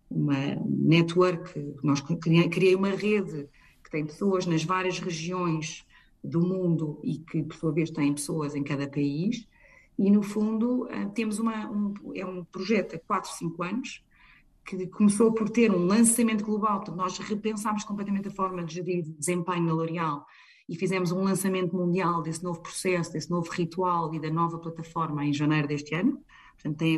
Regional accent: Portugal; now in United Kingdom; e a nossa família, como é portuguesa, eu acho que torna-se fácil

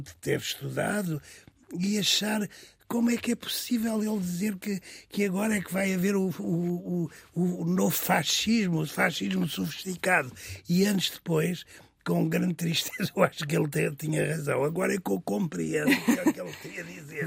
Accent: Vila Nova de São Bento, Alentejo, Portugal; Eu nasci em Aldeia Nova de São Bento, que hoje é Vila Nova de São Bento

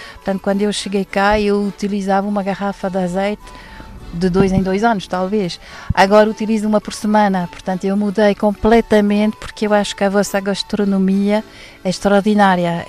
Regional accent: Waterloo, Wallonia, Belgium; Portuguese is a second language; moved away as an adult; also born or lived in Brussels; now in Lisbon, Portugal; eu sou belga, de, da cidade de Waterloo, perto de Bruxelas, e cheguei a Lisboa em 1985

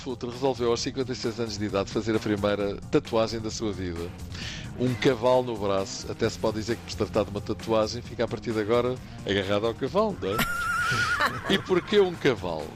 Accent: Portugal; Eu sou português

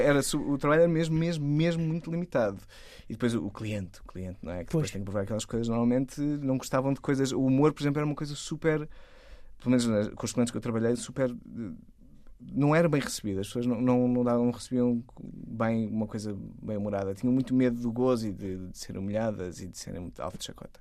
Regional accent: Torres Vedras, Lisbon, Portugal; eu sou de Torres Vedras, da é minha cidade

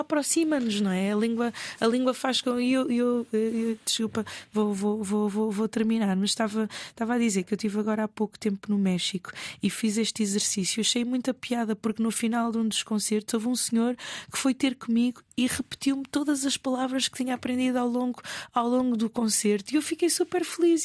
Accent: Lisbon, Portugal; accent: Portuguese (Portugal); also born or lived in Mozambique; eu estudei sempre em Lisboa, no centro de Lisboa, até à universidade

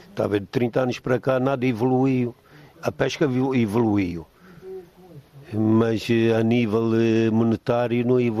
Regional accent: Angola; born there; Eu nasci em Angola, meus pais estavam em Angola, viemos eh, para aqui, derivado da guerra que existiu em Angola.

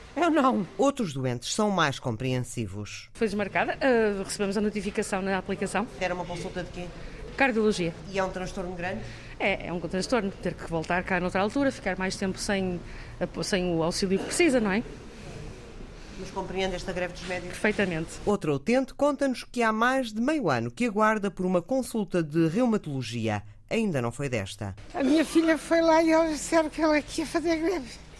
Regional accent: Felgueiras, Norte, Portugal; sou de Felgueiras

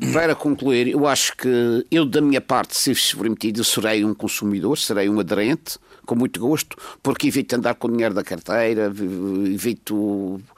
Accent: Madeira, Portugal; como madeirense

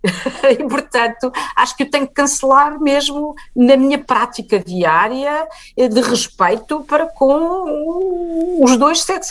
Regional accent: Lisbon, Portugal; Eu nasci e vivi sempre em Lisboa

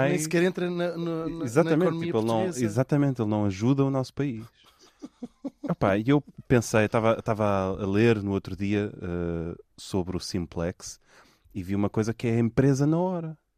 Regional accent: Portugal; Que nós somos portugueses também.

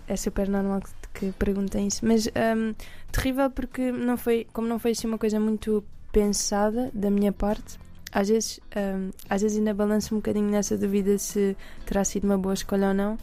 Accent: Alentejo, Portugal; eu cresci no Alentejo

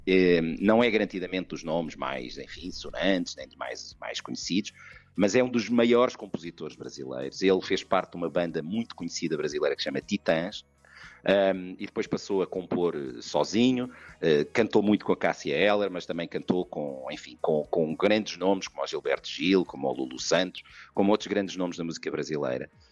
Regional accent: Portugal; now in Brussels, Belgium; somos portugueses

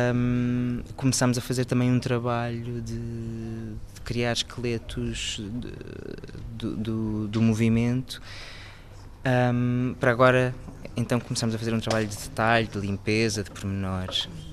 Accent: Lisbon, Portugal; eu tenho 16 anos e sou de Lisboa.

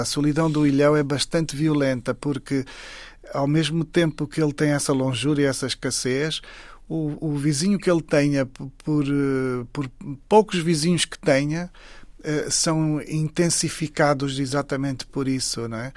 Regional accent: Saurimo, Lunda Sul, Angola; moved away; Saurim, que é exatamente a terra onde eu nasci

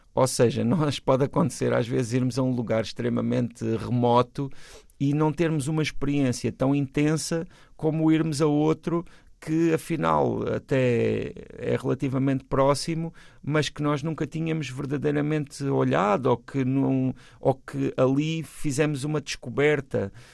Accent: Portugal; nós temos uma relação às vezes um pouco ambígua enquanto portugueses com os nossos hermanos

